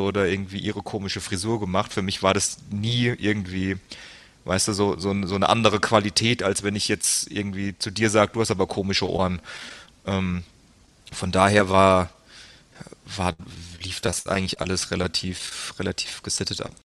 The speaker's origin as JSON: {"language": "German", "area": "between Frankfurt and Darmstadt", "region": "Hesse", "country": "Germany", "tie": "born or raised there", "also_born_or_lived": "United States", "said": "bin dann aufgewachsen, so ziemlich genau die Mitte zwischen Frankfurt und Darmstadt, also das ist so 20, 25 Minuten südlich von, von Frankfurt am Main"}